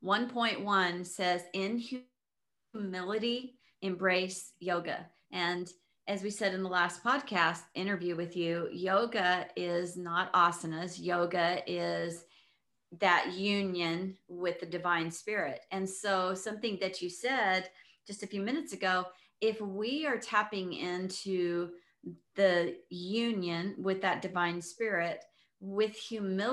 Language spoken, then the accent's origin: English; El Paso, Texas, United States; I was raised in El Paso, Texas